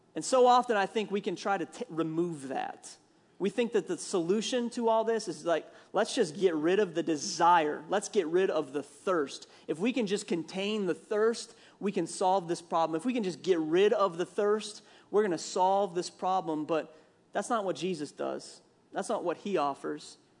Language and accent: English; Minnesota, United States; accent: Minnesota; growing up in Minnesota, we call it pop